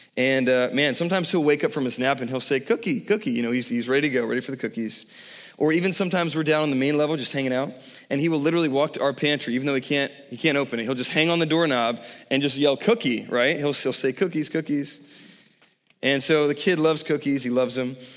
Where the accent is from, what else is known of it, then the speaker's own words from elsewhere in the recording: Savannah, Georgia, United States; I grew up in Savannah, Georgia, right on the ocean